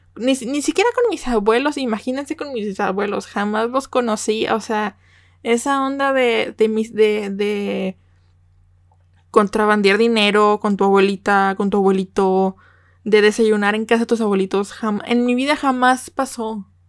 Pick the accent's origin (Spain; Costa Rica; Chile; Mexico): Mexico; also born or lived in Nuevo León; como buena mexicana